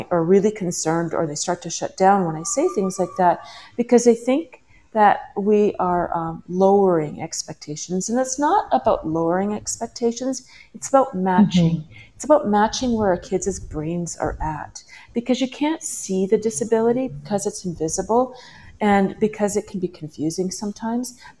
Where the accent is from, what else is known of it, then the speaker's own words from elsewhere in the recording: British Columbia, Canada; now in Mexico; I'm in Mexico right now, but I, am uh, from British Columbia